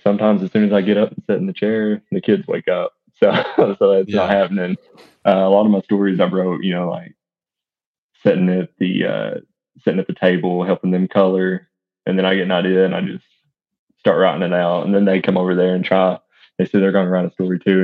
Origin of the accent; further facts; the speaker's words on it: East Tennessee, United States; also born or lived in Bledsoe County, Tennessee; I'm born and raised in East Tennessee